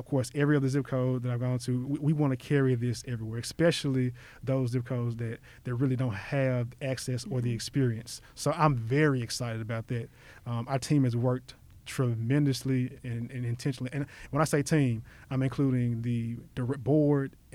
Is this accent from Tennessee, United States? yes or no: yes; Memphis, Tennessee, United States; I keep on saying South Memphis, but I was born and raised in Whitehaven.